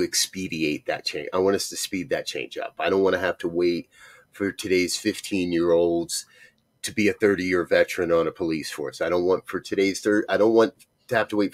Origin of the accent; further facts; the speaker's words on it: Northeast, United States; I was raised in the Northeast that was so racist